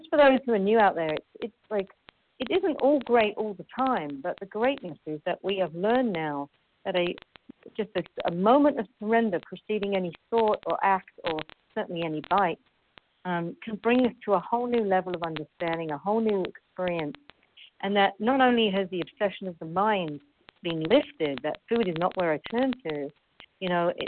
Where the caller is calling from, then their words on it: Paris, Île-de-France, France; I'm calling in from Paris, France.